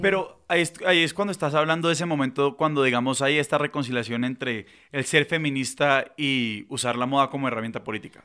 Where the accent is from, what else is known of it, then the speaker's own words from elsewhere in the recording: Cali, Valle del Cauca, Colombia; accent: caleño; nosotros somos de Cali, si no se han dado cuenta por el acento